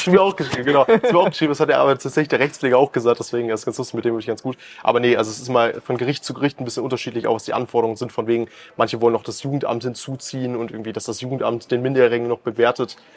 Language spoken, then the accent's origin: German; Germany; bei uns in Deutschland